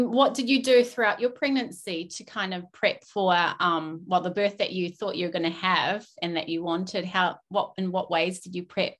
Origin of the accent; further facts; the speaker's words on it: New Zealand; now in Australia; we're both from New Zealand, so we're Kiwi girls.